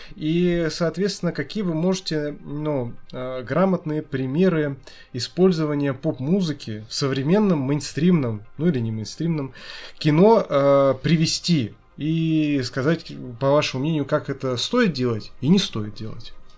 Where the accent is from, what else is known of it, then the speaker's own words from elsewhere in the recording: Nizhny Novgorod, Nizhny Novgorod Oblast, Russia; moved away; я ж сам из Нижнего Новгорода изначально